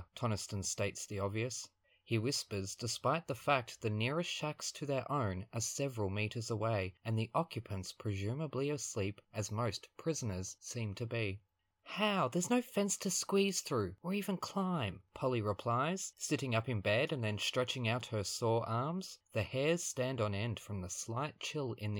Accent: Australia; I am Australian, and I will get in trouble by my teachers for saying

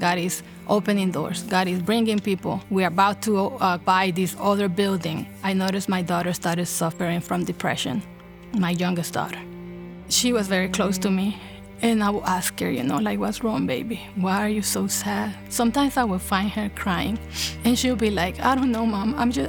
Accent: El Salvador; also born or lived in New York; I was born in New York and my parents met in New York City. When I was 4 years old, my parents moved back to El Salvador. That's where they're from. So I pretty much, my whole childhood, I live in El Salvador.

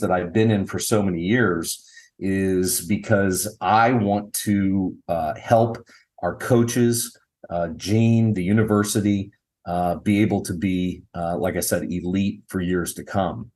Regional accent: Dayton, Ohio, United States; I was born and raised in Dayton, Ohio

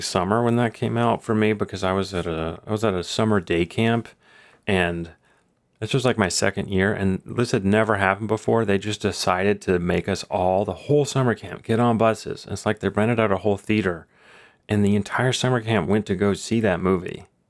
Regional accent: Texas, United States; I'm from Texas

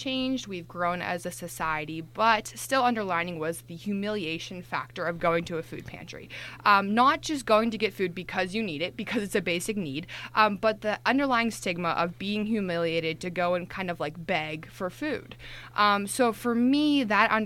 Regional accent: Johnstown, Pennsylvania, United States; growing up in rural Pennsylvania, I'm originally from Johnstown, Pennsylvania

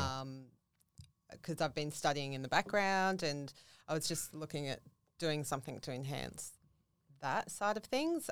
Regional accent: Central Coast, New South Wales, Australia; moved away as an adult; now in Gold Coast, Australia; I grew up on the Central Coast

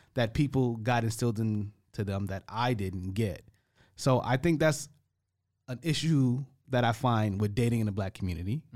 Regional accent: United States; moved away; I'm the American guy

